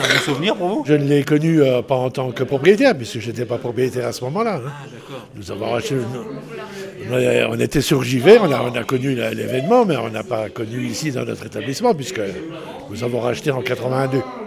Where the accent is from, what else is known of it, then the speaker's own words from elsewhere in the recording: Charleville-Mézières, Grand Est, France; je suis originaire de, de Charleville